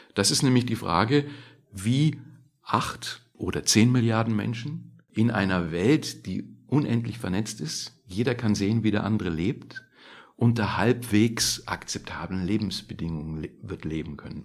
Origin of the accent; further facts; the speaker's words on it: Germany; wir als Deutsche